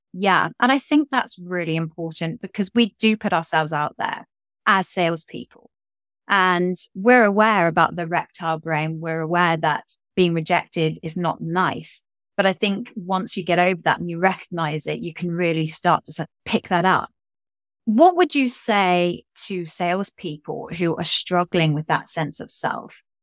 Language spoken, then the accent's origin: English; England, United Kingdom; me being English